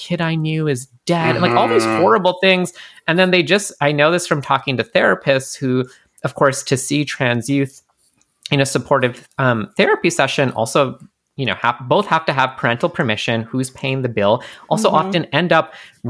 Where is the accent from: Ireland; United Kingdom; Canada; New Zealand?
Canada; I'm Canadian